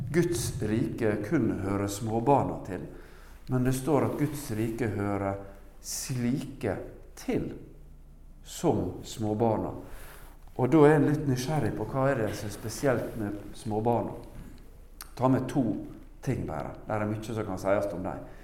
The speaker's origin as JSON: {"language": "Norwegian", "country": "Norway", "said": "Jeg er jo norsk"}